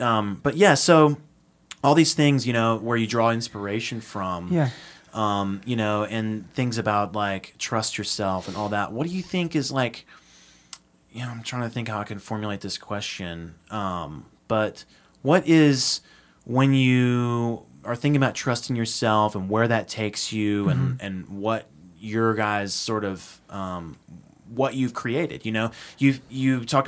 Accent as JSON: {"language": "English", "country": "Austria", "tie": "born or raised there", "lives_now": "United States", "said": "how we grew up in Austria, what it was like"}